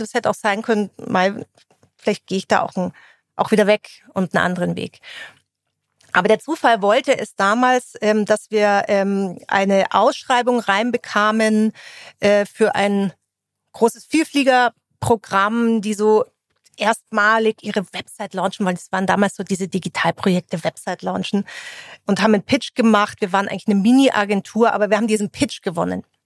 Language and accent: German; Munich, Bavaria, Germany; Eigentlich komme ich aus dem Münchner Umland. So ein echter Münchner würde sagen, das gilt gar nicht. Habe aber natürlich auch viel Zeit in München verbracht, äh, bin da zur Schule gegangen